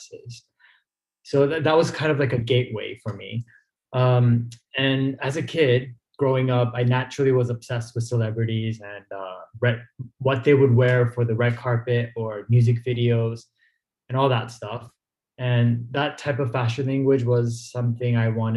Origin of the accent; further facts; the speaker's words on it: Torrance, California, United States; moved away as an adult; also born or lived in Los Angeles, California / Chicago / London; now in Milan, Italy; I grew up in Torrance, California